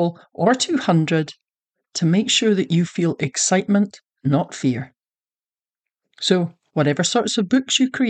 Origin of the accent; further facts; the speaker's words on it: Scotland, United Kingdom; now in Texas, United States; I'm a Scottish Texan